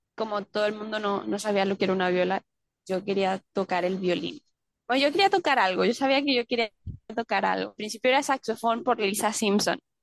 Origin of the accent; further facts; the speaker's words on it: Panama; also born or lived in Colombia; now in Mexico; soy de Colombia, crecí en Panamá